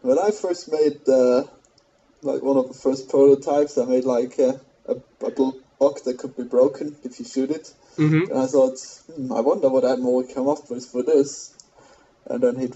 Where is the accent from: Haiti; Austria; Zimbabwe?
Austria; accent: German mispronunciation; English is a second language; I am from Austria